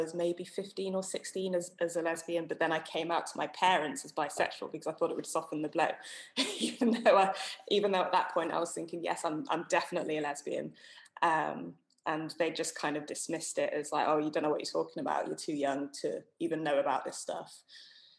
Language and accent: English; Somerset, South West England, United Kingdom; I grew up in Somerset, which is overwhelmingly white